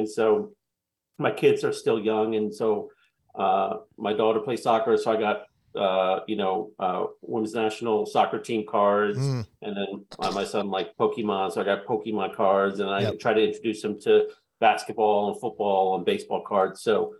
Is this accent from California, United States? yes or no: no; Queens, New York, United States; And so since I'm from Queens, I collected Pete Alonso.